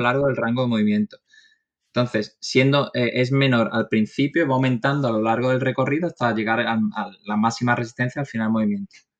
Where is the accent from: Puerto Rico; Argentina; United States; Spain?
Spain; Málaga, Andalusia; soy de Málaga, tengo 29 años